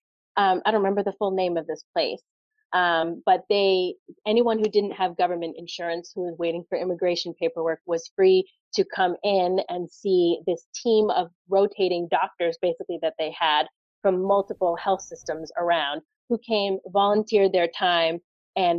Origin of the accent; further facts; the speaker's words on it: United States; moved away as an adult; also born or lived in Pittsburgh, Pennsylvania / Boston, Massachusetts; now in Windsor, Canada; I grew up Pittsburgh and Boston, kind of half and half.